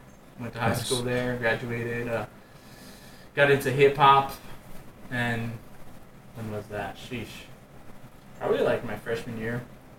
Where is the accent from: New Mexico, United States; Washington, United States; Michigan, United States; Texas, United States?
New Mexico, United States; Hatch; I grew up in Hatch.